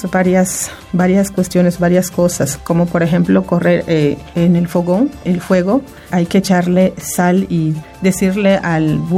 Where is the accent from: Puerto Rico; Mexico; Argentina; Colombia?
Mexico; first language Maya; Spanish is a second language; castellana, la lengua castellana la empecé a, a, oír, a aprender en la primaria, en la primaria y entonces pues mi lengua nativa es el maya